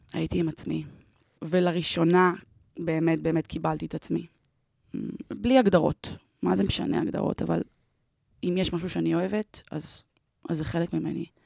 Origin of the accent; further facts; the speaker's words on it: Ramat Gan, Tel Aviv District, Israel; אני גדלתי ונולדתי ברמת גן